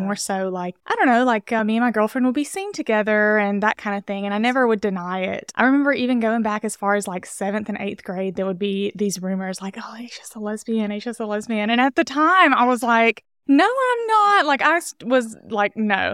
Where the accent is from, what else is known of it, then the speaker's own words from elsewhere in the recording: Castleberry, Alabama, United States; moved away as an adult; also born or lived in Birmingham, Alabama; now in Los Angeles, United States; I'm originally from Alabama, from, like, a really rural town in Alabama